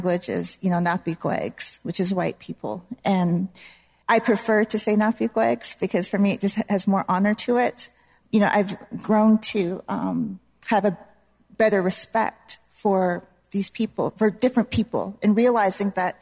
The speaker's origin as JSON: {"language": "English", "area": "Blood Tribe", "region": "Alberta", "country": "Canada", "tie": "born or raised there", "also_born_or_lived": "Rosebud Reservation, South Dakota, United States", "said": "I was born on a reservation in South Dakota called Rosebud, but I was raised on the Blood Tribe in Alberta, Canada"}